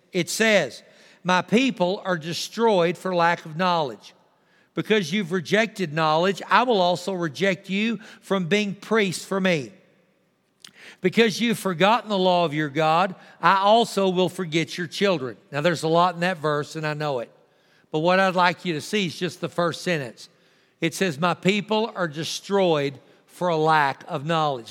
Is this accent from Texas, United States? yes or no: yes; Texas, United States; also born or lived in Tulia, Texas; I'm thankful that I'm a Texan.